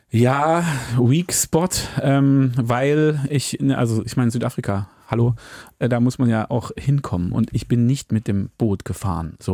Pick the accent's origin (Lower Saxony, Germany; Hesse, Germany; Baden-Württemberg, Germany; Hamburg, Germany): Hamburg, Germany; gerade als Hamburger ist es auch eine relevante Frage, willst du es annehmen oder nicht?